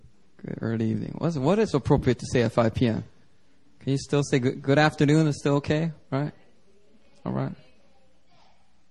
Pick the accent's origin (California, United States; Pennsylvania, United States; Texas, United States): Pennsylvania, United States; Philadelphia; now in Seoul, South Korea; when I was growing up in Philly